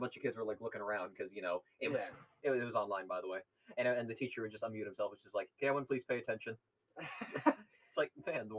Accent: New England, United States; as we are from New England

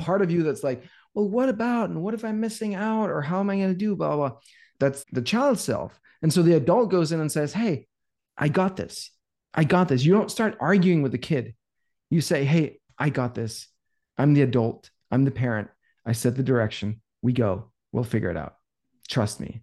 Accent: Denmark; moved away as an adult; now in United States; I'm from Denmark. We had a sauna in my house growing up

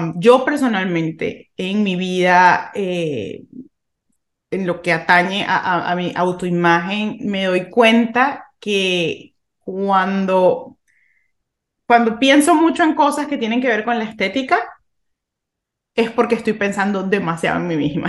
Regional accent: Venezuela; yo crecí en Venezuela en, en pues, los 90, 90, 2000

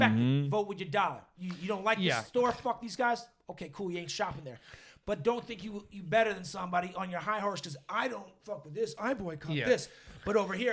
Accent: Boston, Massachusetts, United States; I'm homeless from Boston

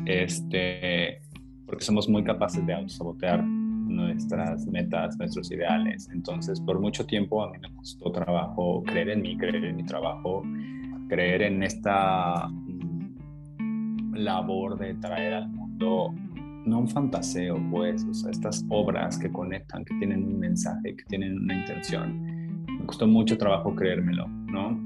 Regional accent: Mexico City, Mexico; now in Comala, Mexico; yo soy de Ciudad de México. Eh, ahí empecé, ahí empezó mi historia

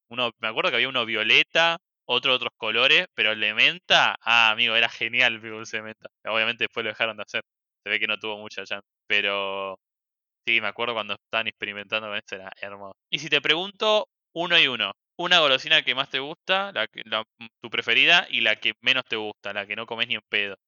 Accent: Argentina

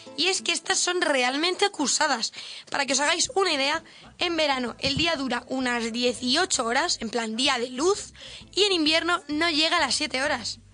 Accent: Spain; como española no, no concibo tener tan poquitas horas de sol.

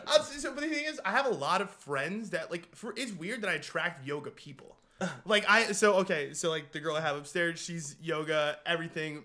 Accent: New York City, New York, United States; I'm from Queens

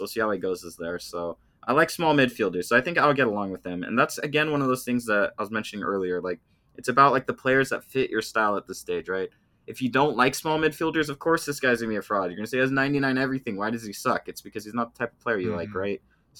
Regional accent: United States; We are American.

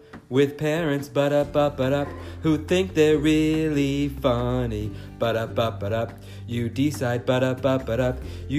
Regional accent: New York City, New York, United States; I grew up in New York City.

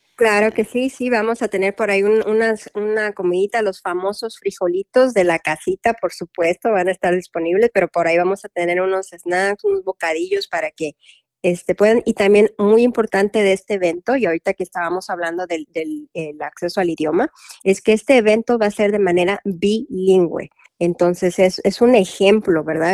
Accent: Mexico; now in Louisville, United States; yo soy mexicana

